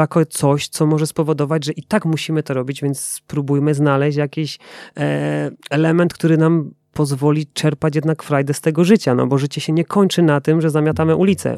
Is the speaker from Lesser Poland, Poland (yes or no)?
no; Silesian Voivodeship, Poland; ja ze Śląska synek